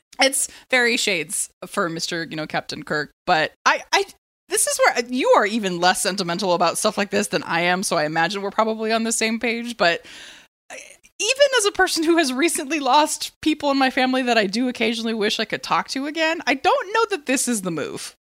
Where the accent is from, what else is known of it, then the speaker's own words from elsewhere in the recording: San Diego, California, United States; I'm from San Diego, and it's the land of Comic-Con